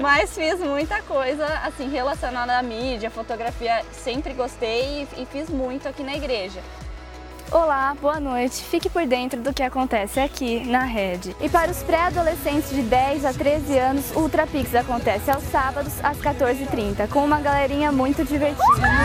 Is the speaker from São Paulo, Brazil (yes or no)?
yes; São Paulo, Brazil; eu sou de São Paulo.